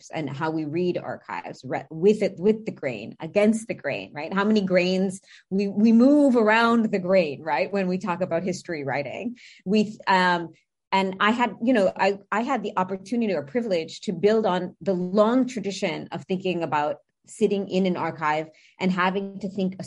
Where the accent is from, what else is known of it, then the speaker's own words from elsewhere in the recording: United States; accent: heavily American; I have a heavily American accent. So for me, as an American, first generation